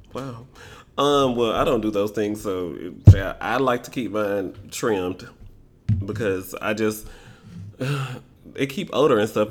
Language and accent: English; Memphis, Tennessee, United States; I am from Memphis.